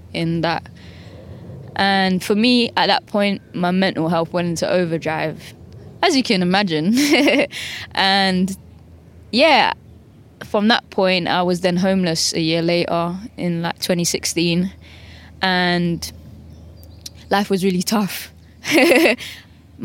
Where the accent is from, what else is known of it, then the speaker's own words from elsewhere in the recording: London, United Kingdom; Growing up in Southeast London